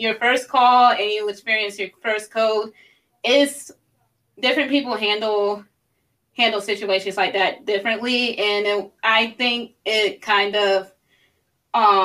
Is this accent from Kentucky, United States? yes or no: no; Columbia, South Carolina, United States; moved away as an adult; now in Virginia, United States; I'm originally from Columbia, South Carolina